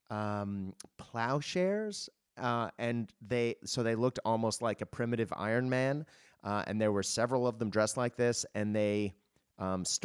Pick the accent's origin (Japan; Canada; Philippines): Japan; also born or lived in United States / Australia; Now, I am Australian. I, am a dual citizen. I uh, was born in the US, obviously, as the accent gives it away. Um, and I grew up in Japan